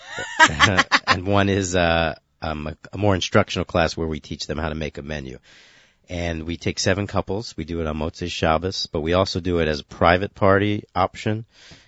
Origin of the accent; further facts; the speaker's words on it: New York City, New York, United States; I'm from Brooklyn.